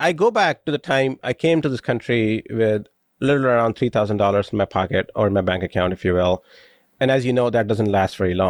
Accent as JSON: {"language": "English", "country": "India", "moved": "as an adult", "lives_now": "United States", "said": "I moved from India when I was 21, so I consider myself living the American dream as an immigrant."}